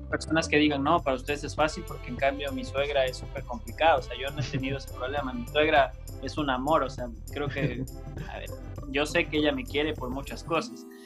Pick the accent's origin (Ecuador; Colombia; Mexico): Ecuador; Coast; yo soy costeño